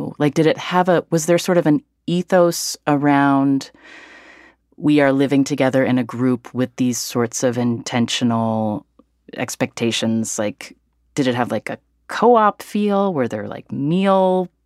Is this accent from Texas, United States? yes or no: no; West Virginia, United States; also born or lived in Wyoming; now in San Francisco Bay Area, United States; I grew up in West Virginia